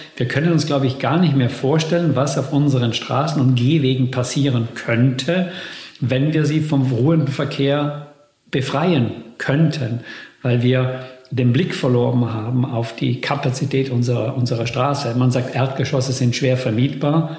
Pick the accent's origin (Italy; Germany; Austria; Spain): Italy; Bolzano, Trentino-Alto Adige; moved away; also born or lived in Netherlands; meiner Heimatstadt Bozen